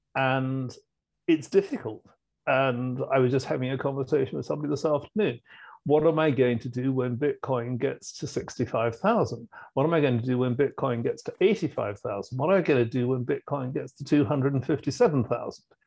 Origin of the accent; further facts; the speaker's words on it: United Kingdom; as a Brit